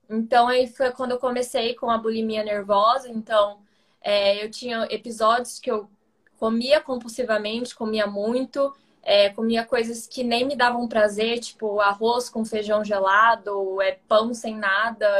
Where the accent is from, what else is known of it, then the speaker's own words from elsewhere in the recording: Ribeirão Preto, São Paulo, Brazil; moved away as an adult; now in São Paulo, Brazil; eu sou do interior de São Paulo, de Ribeirão Preto, mas hoje eu moro em São Paulo faz